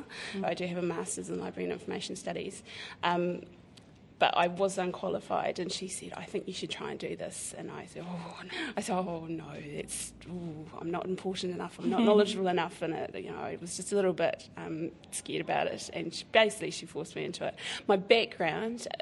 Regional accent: Christchurch, Canterbury, New Zealand; also born or lived in Timaru; I was born in Timaru, but raised in Christchurch, so I'm fully Cantab, even though, you know, my whānau's from up north

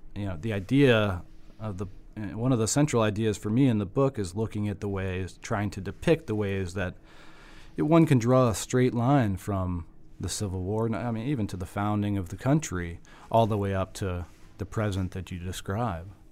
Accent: Virginia, United States

